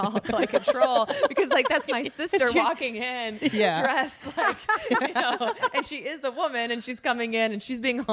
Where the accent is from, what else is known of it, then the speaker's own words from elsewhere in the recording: Chicago, Illinois, United States; I'm from the Chicago area. That's where I went to college.